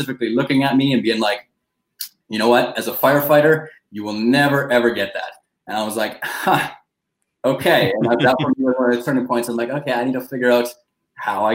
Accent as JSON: {"language": "English", "country": "Canada", "tie": "born or raised there", "said": "growing up in Canada"}